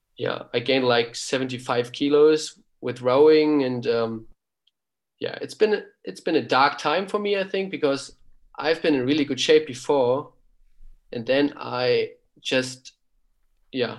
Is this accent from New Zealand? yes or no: no; Kiel, Schleswig-Holstein, Germany; English is a second language; moved away as an adult; now in Heidelberg, Germany; I was born in Kiel. We lived in Kiel and I grew up in Kiel.